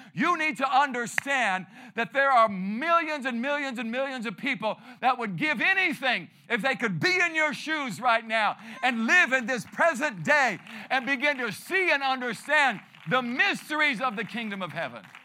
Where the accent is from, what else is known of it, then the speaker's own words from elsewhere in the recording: Peoria, Arizona, United States; I grew up here